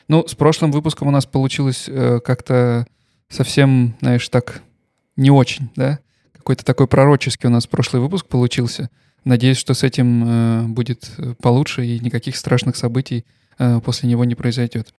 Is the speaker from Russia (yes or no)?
yes; Russia; moved away as an adult; also born or lived in Stuttgart, Germany; now in Germany; я никогда не скрывал, что я русский. Э, я никогда не скрывал, что я приехал из России там три года назад э, в Германию